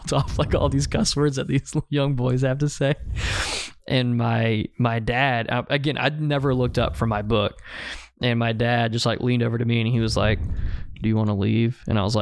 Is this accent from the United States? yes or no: yes; Birmingham, Alabama, United States; I grew up in Birmingham